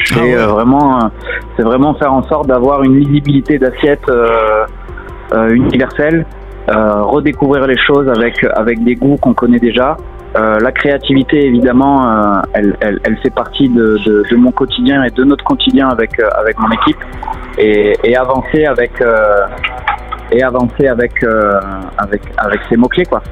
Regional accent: south of France, France; also born or lived in Montpellier; now in Paris, France; Je suis originaire du, sud de la France

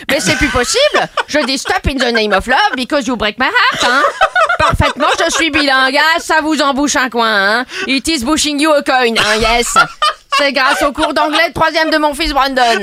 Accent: France; Premio, je suis française, donc je râle.

